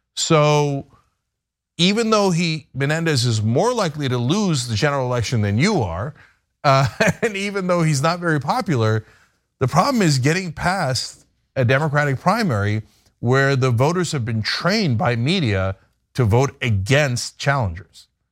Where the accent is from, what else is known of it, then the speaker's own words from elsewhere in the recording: New Jersey, United States; New Jersey, uh, my home state